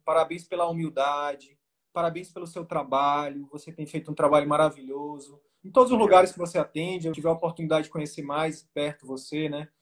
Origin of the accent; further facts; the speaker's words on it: Northeast Region, Brazil; eu sou nordestino